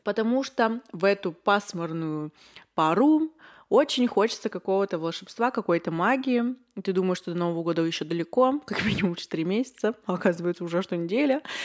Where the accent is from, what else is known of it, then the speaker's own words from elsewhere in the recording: Yekaterinburg, Sverdlovsk Oblast, Russia; мне 21, я из Екатеринбурга